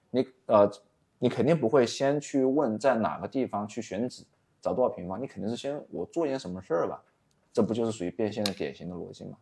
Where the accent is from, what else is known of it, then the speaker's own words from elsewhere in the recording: Wuhan, Hubei, China; 我是一个土生土长在武汉做短视频，或者说我是一个在武汉做短视频的